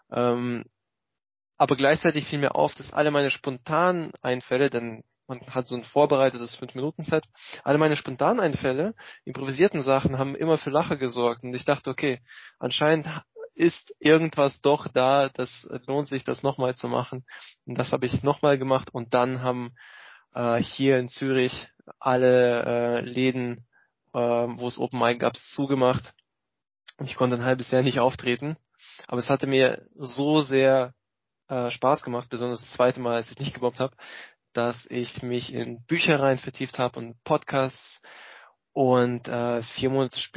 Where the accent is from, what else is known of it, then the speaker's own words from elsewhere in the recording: Russia; born there; moved away; als äh, gebürtigen Russen äh, habe ich sehr mitgefiebert mit dem, was in meiner alten Heimat vorging.